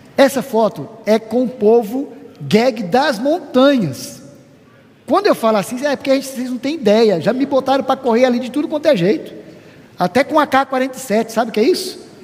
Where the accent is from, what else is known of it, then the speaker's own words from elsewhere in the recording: Brazil; moved away; somos brasileiros